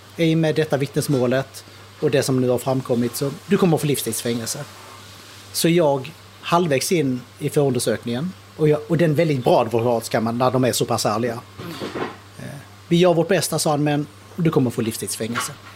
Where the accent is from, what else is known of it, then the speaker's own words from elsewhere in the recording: Skåne, Sweden; also born or lived in Kristianstad / United States; Ja, jag är född nere i Skåne, på Kristianstad BB. Uh, uppväxt i Sverige, nere i Skåne, nästan hela uppväxten utom två och ett halvt år som jag gick i skola i USA